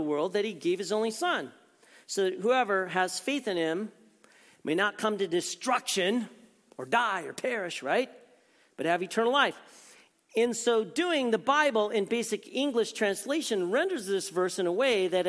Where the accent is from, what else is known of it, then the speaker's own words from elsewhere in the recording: Prescott, Arizona, United States; moved away as an adult; now in Tucson, United States; I grew up in Prescott, Arizona